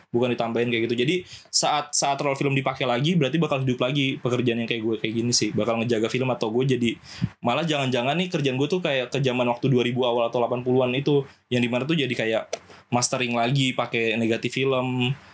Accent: Java, Indonesia; gue belajar bahasa Jawa gue orang Jawa sebenarnya cuma gue bisa bahasa Jawa gue belajar bahasa Jawa tuh dari situ

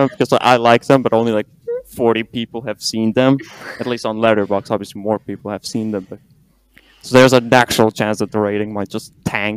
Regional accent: Lithuania; I'm from Lithuania

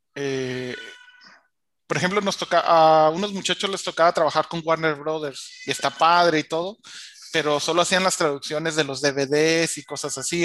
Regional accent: La Paz, Baja California Sur, Mexico; also born or lived in Mexico City; me regresé a, a mi pueblo, que aquí tienen su casa en La Paz, Baja California

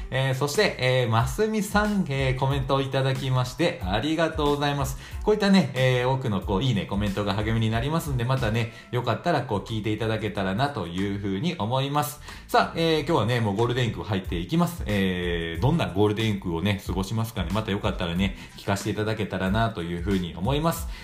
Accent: Shiga, Japan; moved away; 僕らの生まれたとこ滋賀県なんですけど

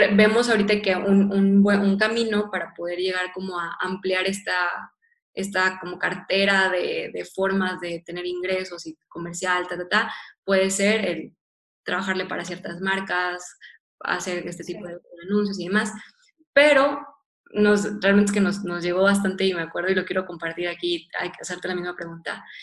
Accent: Monterrey, Nuevo León, Mexico; yo soy regiomontana, yo soy de Monterrey

